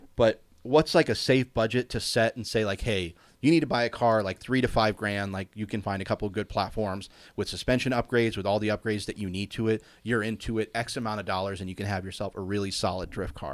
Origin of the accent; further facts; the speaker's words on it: Cincinnati, Ohio, United States; now in California, United States; growing up in Cincinnati